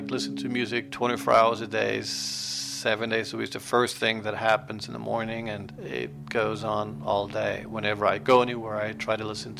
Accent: New York, United States; moved away; also born or lived in Denmark; I grew up in New York

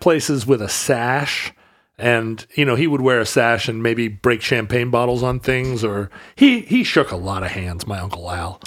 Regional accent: Wales, United Kingdom; I am a Welshman

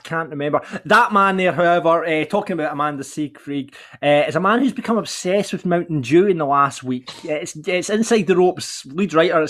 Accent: Larbert, Scotland, United Kingdom; I present this show. I hail from Larbert.

